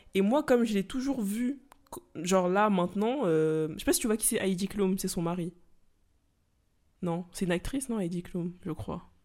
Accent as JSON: {"language": "French", "country": "Senegal", "said": "je suis sénégalaise, du coup, bien sûr, on écoutait de la musique sénégalaise"}